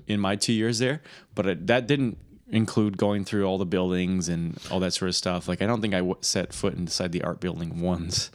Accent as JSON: {"language": "English", "region": "Michigan", "country": "United States", "accent": "Michigan accent", "said": "I'm from Michigan"}